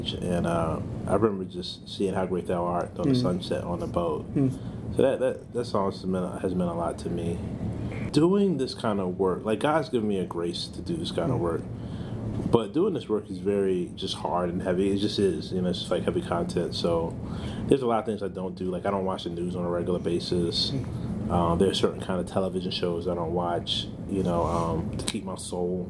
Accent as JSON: {"language": "English", "country": "United States", "said": "as Americans"}